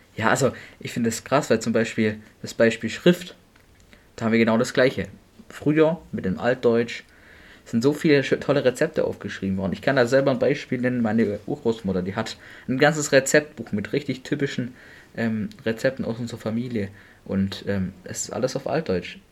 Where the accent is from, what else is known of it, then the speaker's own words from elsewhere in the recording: Germany; bei uns in Deutschland